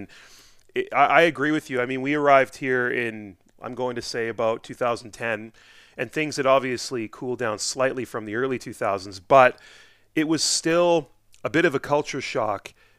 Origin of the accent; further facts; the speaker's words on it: Edmonton, Alberta, Canada; moved away as an adult; now in Fort McMurray, Canada; I remember growing up in Edmonton, in that era, I was in high school. I was still kind of in my late teens at that time.